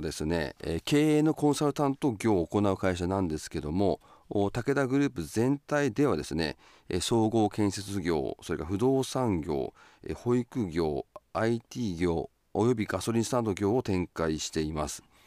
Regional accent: Sapporo, Hokkaido, Japan; 私の出身地でもあります札幌市です

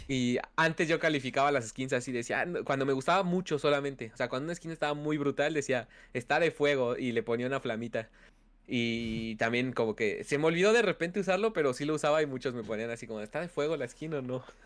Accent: Mexico City, Mexico; Sí, sí, soy ah, de México. Soy, de hecho, también soy de la Ciudad de México

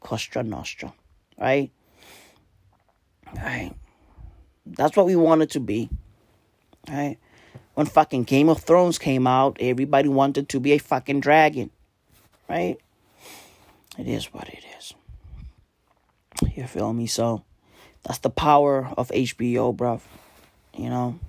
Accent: Johannesburg, Gauteng, South Africa; I'm from Johannesburg.

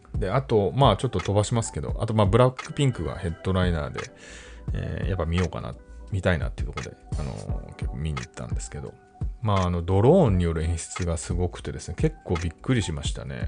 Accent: Japan; 僕は四十代な、かつ日本人で

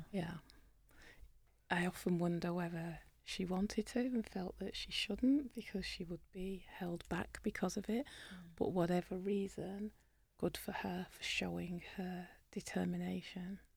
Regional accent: United Kingdom; accent: British; In my British accent

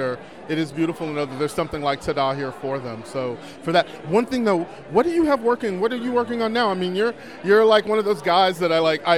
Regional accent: Texas, United States; growing up in Texas, like me

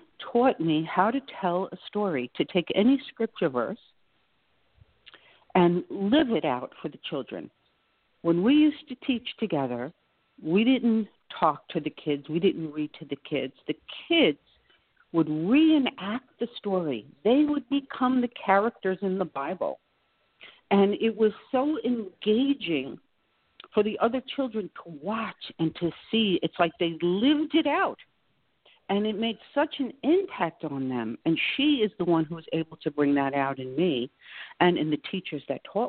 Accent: New York, United States; moved away as an adult; now in Boynton Beach, United States; I'm really a New Yorker. I'm here about 3 years now

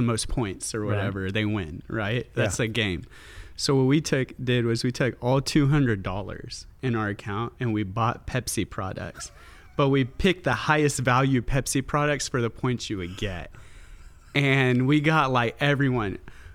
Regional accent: Texas, United States; my hometown I grew up with, in which has this, you know, very conservative reputation

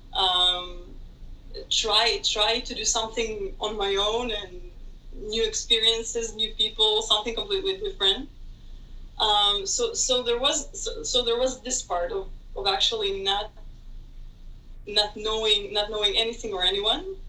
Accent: Tel Aviv, Tel Aviv District, Israel; moved away as an adult; now in Athens, Greece; I'm originally from Tel Aviv, we can say. Uh, I moved here to Athens when I was 24 years old

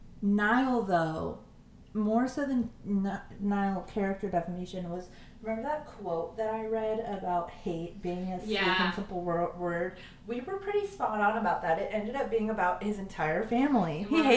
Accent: Southern California, United States; I'm from Southern California

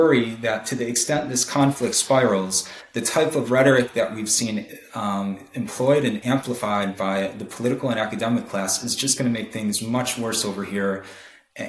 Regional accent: United States; I am Jewish, but like, I feel very strongly American

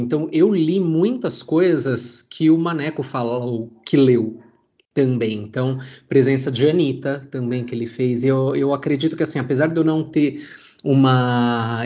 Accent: São Paulo, Brazil; eu sou de São Paulo

